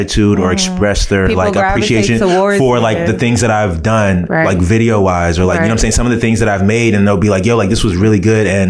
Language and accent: English; United States; I was born and raised here in America. But my parents, I'm a first generation Nigerian.